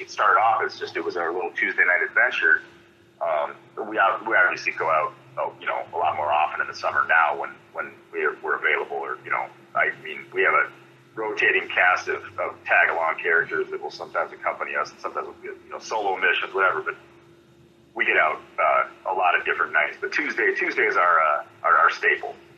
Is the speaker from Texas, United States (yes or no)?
no; Holland, Michigan, United States; born or raised there; moved away as an adult; also born or lived in Cedar Falls, Iowa / Buhl, Minnesota; now in Minnesota, United States